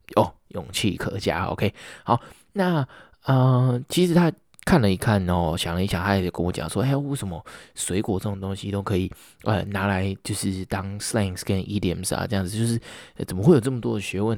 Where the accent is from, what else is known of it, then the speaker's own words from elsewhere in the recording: Taiwan; 我们台湾人